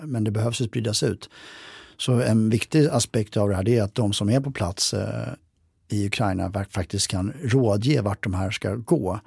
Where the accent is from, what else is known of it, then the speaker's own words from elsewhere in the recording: Sweden; jag som svensk soldat